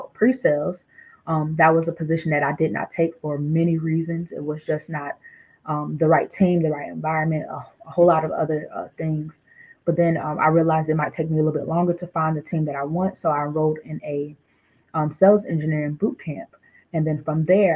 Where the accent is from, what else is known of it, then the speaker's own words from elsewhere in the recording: Durham, North Carolina, United States; moved away; also born or lived in Newark, New Jersey; originally I'm from Newark, New Jersey, but I grew up in Durham, North Carolina. I don't live in Durham, North Carolina anymore, but that's where I spent majority of my childhood